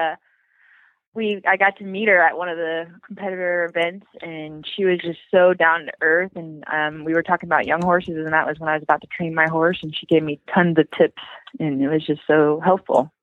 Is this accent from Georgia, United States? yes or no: yes; Georgia, United States; moved away as an adult; also born or lived in Washington State; now in Washington, United States; We're actually from Georgia, but right now we're in Washington